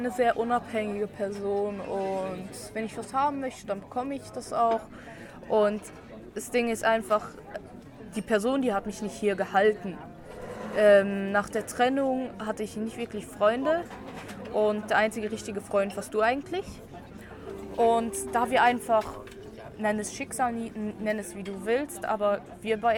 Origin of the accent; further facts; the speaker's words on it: Luxembourg; now in Solothurn, Switzerland; Und äh, wohne in Solothurn und bin seit fast drei Jahren in der Schweiz. Ungefähr, ja. Und ursprünglich bin ich aus Luxemburg und.